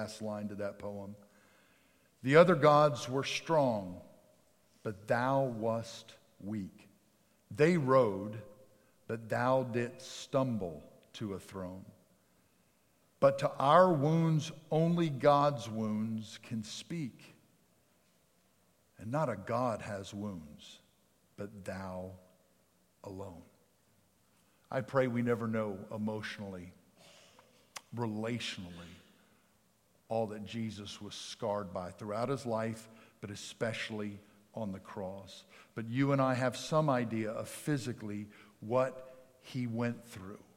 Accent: outside of Philadelphia, Pennsylvania, United States; moved away; I grew up outside of Philadelphia, Pennsylvania.

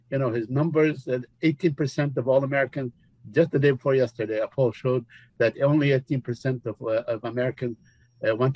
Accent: Jerusalem, East Jerusalem, Palestine; English is a second language; to reopen the Jerusalem uh, consulate in my hometown in East Jerusalem.

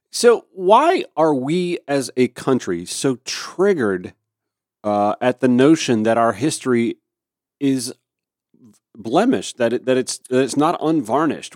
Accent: Augusta, Georgia, United States; I grew up in Augusta

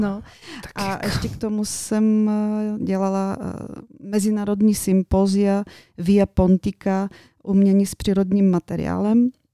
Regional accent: Yasna Polyana, Bulgaria; Czech is a second language; moved away as an adult; now in Czech Republic; já pocházím z Bulharska, jak si říkala na úvodu. Eh, přicházím od moře

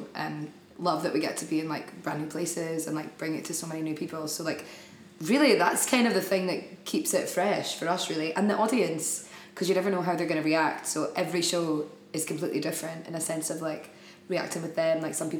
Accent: Scotland, United Kingdom; We're from Scotland

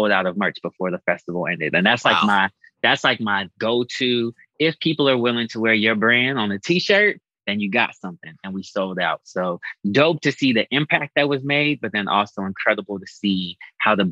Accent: Boulder, Colorado, United States; I was born in Boulder, Colorado

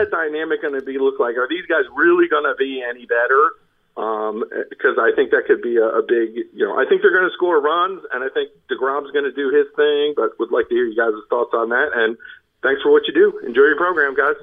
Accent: Northeast, United States; now in Raleigh, United States; I grew up in the Northeast

